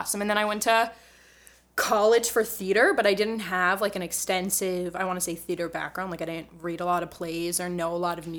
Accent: Miami, Florida, United States; So I grew up in Miami, Florida.

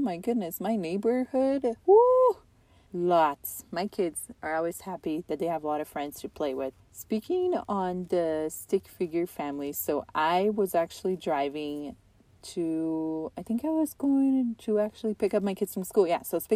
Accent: Utah, United States

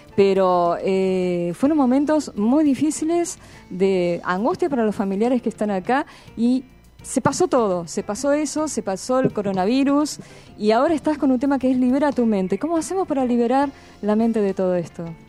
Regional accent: Argentina; fuera de Argentina que en nuestro país

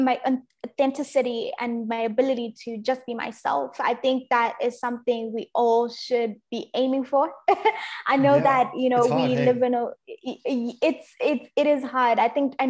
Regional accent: Zimbabwe; now in Australia; I was growing up in Zimbabwe

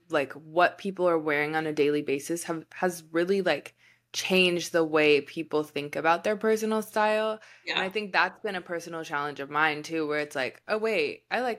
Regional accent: Wichita, Kansas, United States; now in Kansas City, United States; I don't plan on being in Kansas City forever. This is a stepping stone because I'm from Wichita

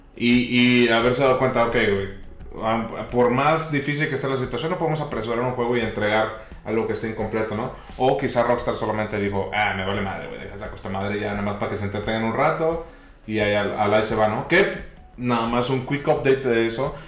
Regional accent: Tampico, Tamaulipas, Mexico; es de mi tierra

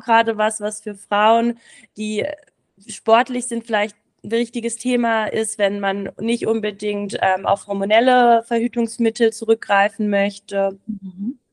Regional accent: Berlin, Germany; moved away as an adult; now in Samedan, Switzerland; Ich komme ursprünglich aus Berlin, aber bin jetzt eben nach Samaran gezogen.

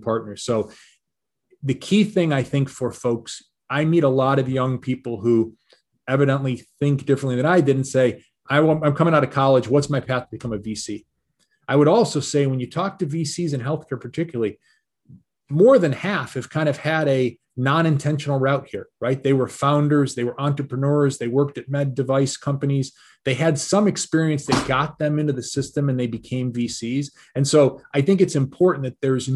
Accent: Detroit, Michigan, United States; I'm a Michigan guy, right? I grew up in Detroit and then in the suburbs of Detroit

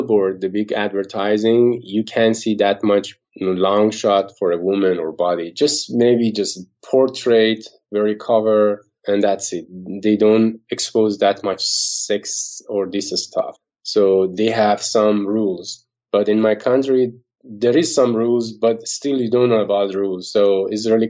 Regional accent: Iran; moved away as an adult; also born or lived in Dubai, United Arab Emirates; now in New York, United States; my country because of the government and Iran

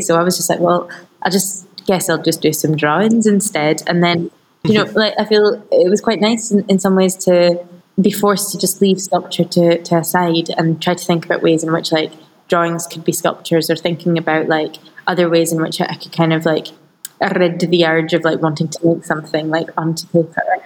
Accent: Scotland, United Kingdom; growing up in Scotland, but being born into an Iraqi family

